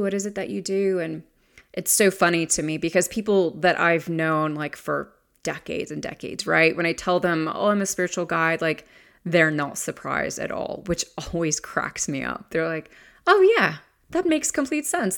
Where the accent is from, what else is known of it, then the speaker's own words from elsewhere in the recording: the South, United States; my hometown is in the South